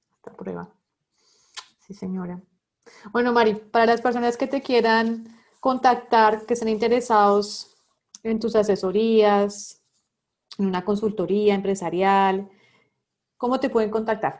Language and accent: Spanish; Bogotá, Colombia; moved away as an adult; now in Barranquilla, Colombia; también soy bogotana como tú